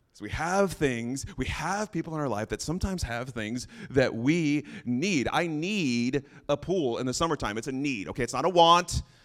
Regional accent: New Mexico, United States; moved away; that's where I'm originally from, New Mexico

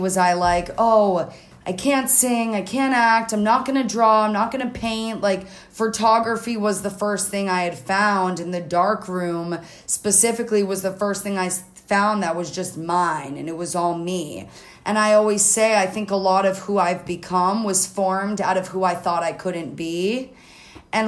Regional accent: North Miami Beach, Florida, United States; I was born and raised in Miami. I was born in Miami Beach, and then I grew up kind of more in the suburbs in North Miami Beach

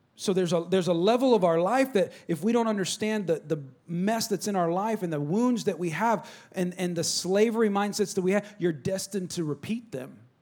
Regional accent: California, United States; now in Texas, United States; I'm from California

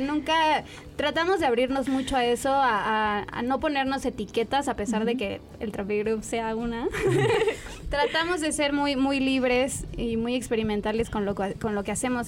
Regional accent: San Luis Potosí, Mexico; moved away; nací en San Luis Potosí

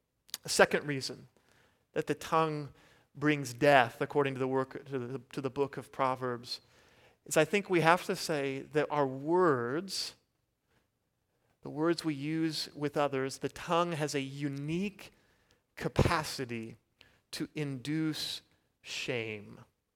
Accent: Kansas, United States; And so I'm from Kansas, and so of course I don't have an accent, right?

